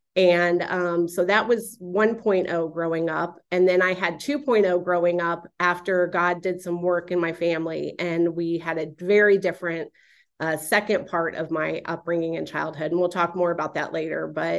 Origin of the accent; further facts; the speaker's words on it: Florida, United States; But I'm a native Floridian, born and raised in South Florida.